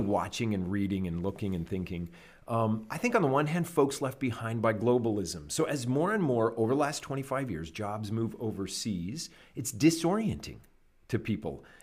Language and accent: English; Canada; moved away as an adult; now in United States; I grew up in Canada and lived there till I was twenty-six